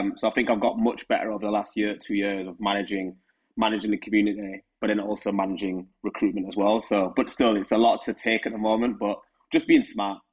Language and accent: English; Huddersfield, Yorkshire and the Humber, United Kingdom; moved away as an adult; now in London, United Kingdom; as you can tell from my accent, I'm from Huddersfield. And moving to London in 2017